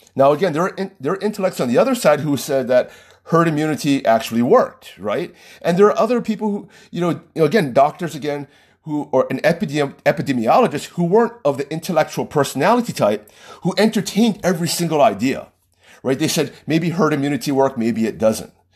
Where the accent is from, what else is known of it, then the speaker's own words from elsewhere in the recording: United States; just by the nature of being American